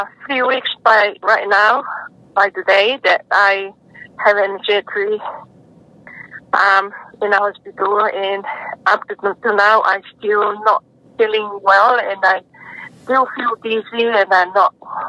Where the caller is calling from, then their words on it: New Zealand; From New Zealand.